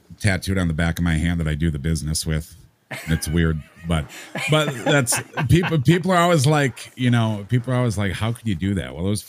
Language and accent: English; Vermont, United States; I grew up in Vermont